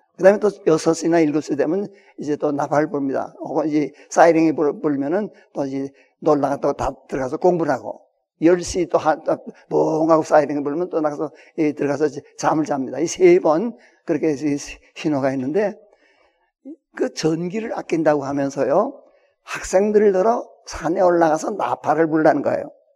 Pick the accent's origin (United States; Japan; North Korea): North Korea; Hwangju, North Hwanghae; now in South Korea; 황해도 황주군에 있는 그 큰그 그 아주 농장을 가지고 있는 그 부자였고요